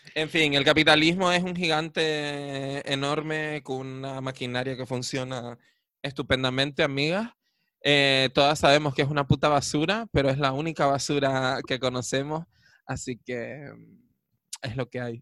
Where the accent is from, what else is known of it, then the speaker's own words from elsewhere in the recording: Canary Islands, Spain; Nosotras, que somos bien canarias